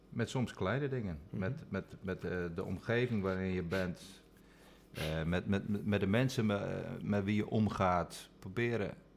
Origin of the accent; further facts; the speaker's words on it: Friesland, Netherlands; ik ben in Friesland opgegroeid